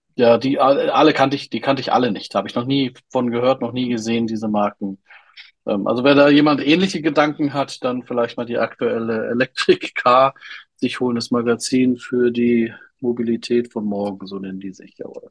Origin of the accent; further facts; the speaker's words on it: Berlin, Germany; ich habe ja als Jugendlicher in Berlin gewohnt